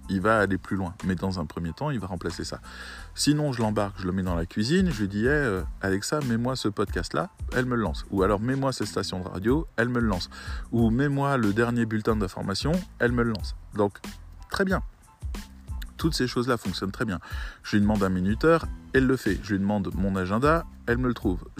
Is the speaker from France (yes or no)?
no; Syria; Moi, je viens de Syrie, hein, je vous le dis.